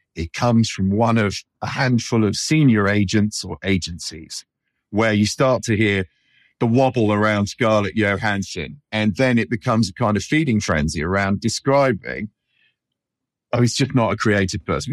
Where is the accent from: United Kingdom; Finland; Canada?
United Kingdom; moved away as an adult; as a Brit